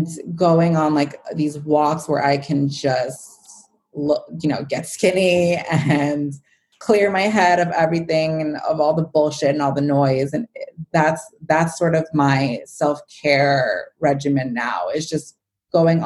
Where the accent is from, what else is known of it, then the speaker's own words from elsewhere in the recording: New York City, New York, United States; now in Westchester, United States; growing up in New York and always being in the city as a kid